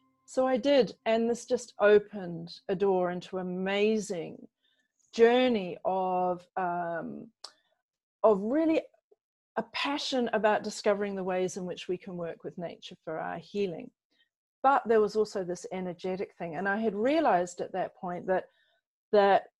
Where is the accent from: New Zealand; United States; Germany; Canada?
New Zealand; also born or lived in England; I grew up in England and I was 8 years old when we moved to New Zealand. So hence the kind of funny accent.